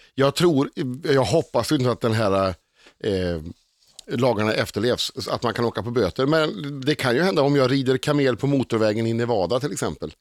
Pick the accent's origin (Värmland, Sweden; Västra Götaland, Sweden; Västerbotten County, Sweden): Västra Götaland, Sweden; Uddevalla; moved away as an adult; now in Stockholm, Sweden; fortfarande kompisarna hemma i Uddevalla